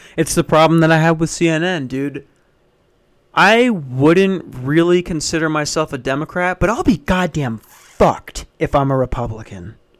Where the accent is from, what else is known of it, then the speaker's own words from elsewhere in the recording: Minnesota, United States; moved away; I grew up in Minnesota